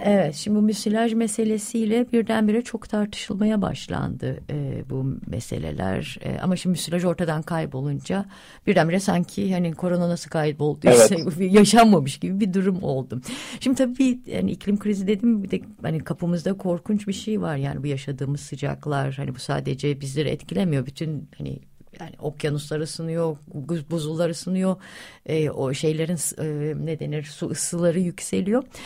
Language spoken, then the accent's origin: Turkish; Yalova, Turkey; ben Yalavalıyım yani Yalava 70'lerde çocukluğumu geçirdim.